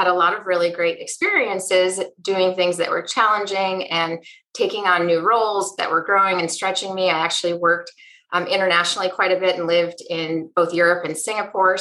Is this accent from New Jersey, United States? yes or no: no; Wisconsin, United States; I grew up in Wisconsin in a home with two working parents